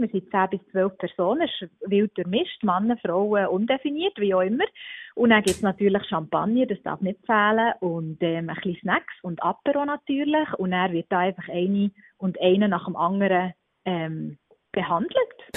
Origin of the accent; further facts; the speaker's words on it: Switzerland; bei uns in der Schweiz